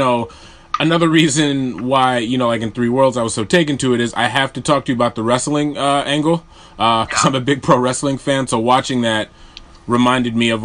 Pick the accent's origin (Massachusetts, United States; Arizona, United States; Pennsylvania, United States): Massachusetts, United States; Springfield; growing up in Western Massachusetts at the Springfield Civic Center